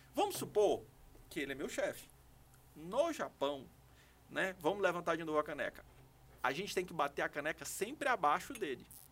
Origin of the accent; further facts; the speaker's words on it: Governador Edison Lobão, Maranhão, Brazil; also born or lived in Imperatriz, Brazil / São Luís, Brazil / Nagoya, Japan; Nasci em Imperatriz, mas eu fui criado em Ribeirãozinho.